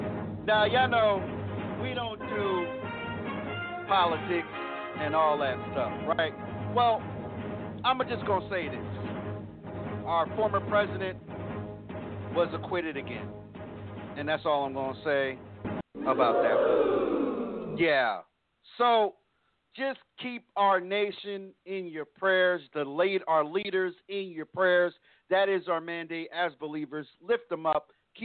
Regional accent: East Coast, United States; now in Texas, United States; me and Chaplain, we're from the East Coast, so this type of weather isn't new. But we're here in Texas now, and our winter skins kind of shed from being up east

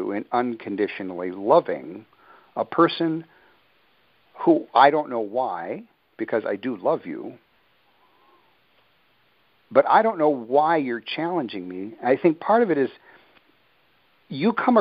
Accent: Midwest, United States; moved away; also born or lived in the islands; Growing up in the Midwest, where I'm accustomed to farmland, I can dig my hands at least a foot into the ground of that deep, loamy soil. I grew up with it

